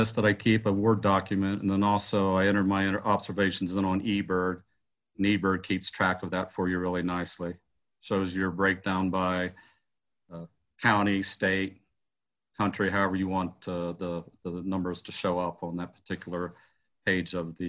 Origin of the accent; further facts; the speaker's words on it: Ohio, United States; now in Nevada, United States; I'm from Ohio